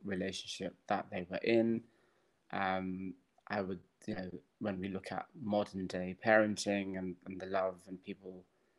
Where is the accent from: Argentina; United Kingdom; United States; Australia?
United Kingdom; Birmingham, West Midlands; now in Cayman Islands; Growing up in Birmingham, in the family home